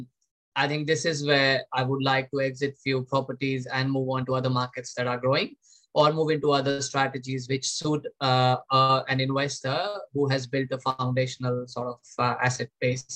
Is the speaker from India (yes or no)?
yes; India; moved away as an adult; with the help of parents back in my home country, India.